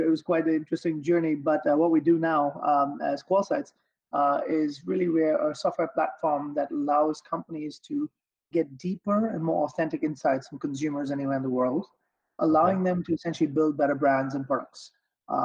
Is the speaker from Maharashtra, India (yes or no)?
yes; Mumbai, Maharashtra, India; moved away as an adult; also born or lived in Arkansas / Long Island; now in United States; I grew up in Bombay in India